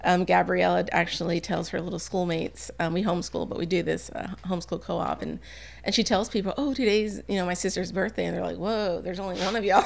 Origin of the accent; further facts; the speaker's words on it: San Antonio, Texas, United States; moved away as an adult; now in Bossier City, United States; I'm from San Antonio